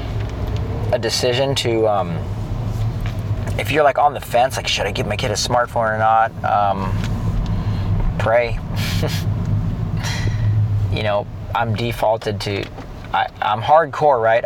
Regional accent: San Clemente, California, United States; we grew up in San Clemente, California.

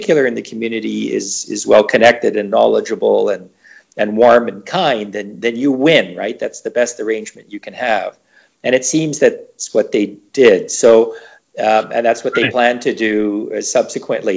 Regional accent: Canada; I'm from Canada and I happen to be a Caucasian guy.

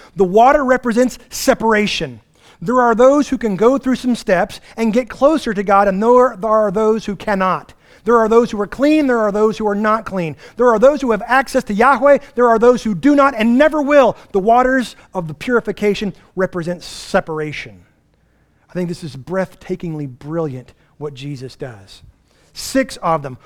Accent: United States; as American Western Christians

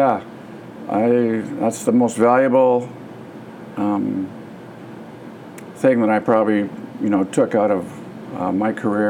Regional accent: Petrolia, Ontario, Canada; also born or lived in Wyoming, Ontario; I was born in Petrolia in '52, and went to school, Petrolia, Wyoming.

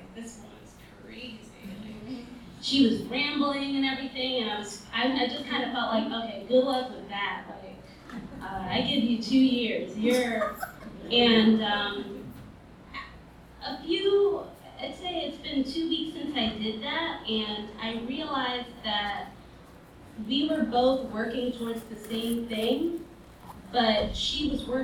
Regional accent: New York City, New York, United States; I grew up in Brooklyn. I grew up in East Flatbush and Mill Basin

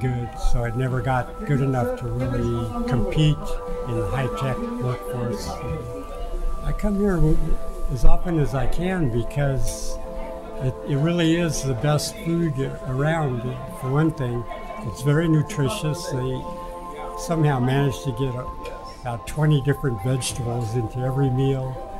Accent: Denver, Colorado, United States; moved away as an adult; now in Israel; I came here from Denver, Colorado. That's where I grew up. I made Aliyah 15 years ago. Even though I have a master's in applied math, I could never get my Hebrew very good

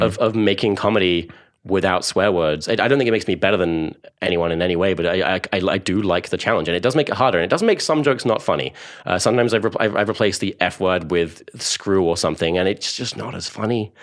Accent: Cambridge, East of England, United Kingdom; born or raised there; accent: Essex; also born or lived in Essex

